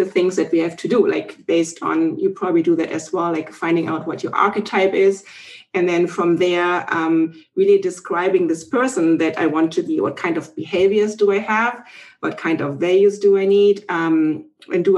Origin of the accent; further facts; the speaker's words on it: Germany; moved away as an adult; now in Canada; originally, I'm from Germany. We now live in Canada. And in 2005, we came over